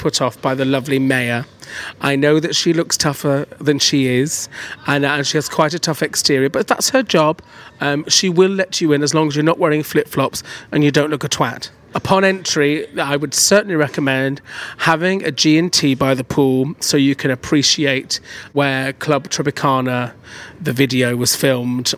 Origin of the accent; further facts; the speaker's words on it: Manchester, North West England, United Kingdom; I'm originally from Manchester